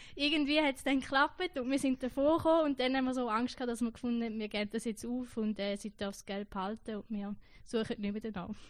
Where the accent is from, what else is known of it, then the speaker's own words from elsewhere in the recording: Gächlingen, Schaffhausen, Switzerland; moved away as an adult; also born or lived in Zürich; now in Unterentfelden, Switzerland; Ich komme aus der Ostschweiz, das gehört man vielleicht, aus dem schönen Kanton Schaffhausen, aus dem Ort Gächlingen, ein kleines Dörfli mit 800 Einwohnern. Dort bin ich aufgewachsen.